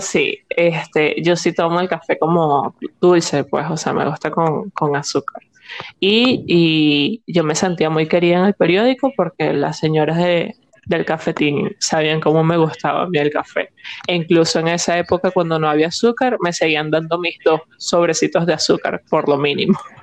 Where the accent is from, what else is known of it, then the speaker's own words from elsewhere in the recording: Barquisimeto, Lara, Venezuela; yo soy de Barquisimeto y nosotros teníamos como ciertos lugares en Barquisimeto